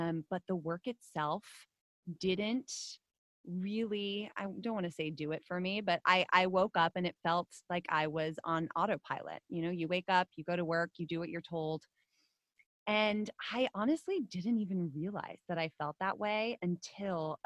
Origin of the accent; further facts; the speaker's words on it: Netherlands; now in United States; Now I am a Dutch citizen. I'm not American